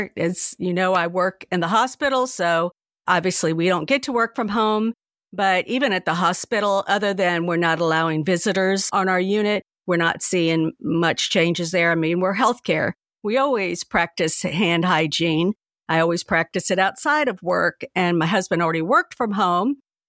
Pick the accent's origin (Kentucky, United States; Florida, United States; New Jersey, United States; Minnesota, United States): Florida, United States; Jacksonville; born there; Yes, I do. I was born in Jacksonville, as a matter of fact.